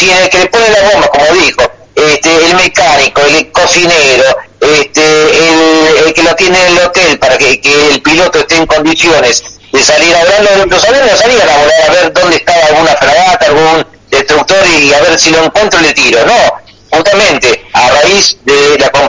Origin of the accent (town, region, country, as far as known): Argentina